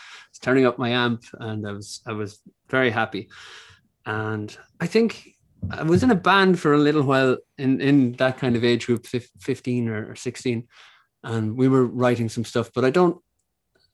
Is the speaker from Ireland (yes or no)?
yes; Ireland; born or raised there